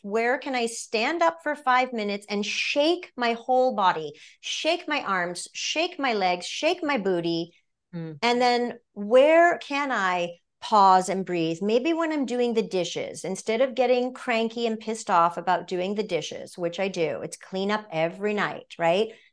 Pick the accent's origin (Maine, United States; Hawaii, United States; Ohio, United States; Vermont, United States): Maine, United States; moved away as an adult; also born or lived in Orlando, Florida; now in Los Angeles, United States; being born and raised in Maine